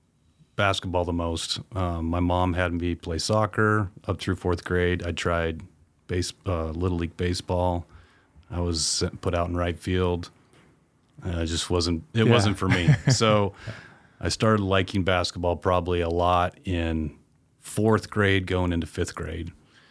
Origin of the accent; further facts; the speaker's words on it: Billings, Montana, United States; also born or lived in Spokane / Bozeman; I wasn't born there. I was born here in Spokane, but the majority of my growing up was in Montana, in Billings.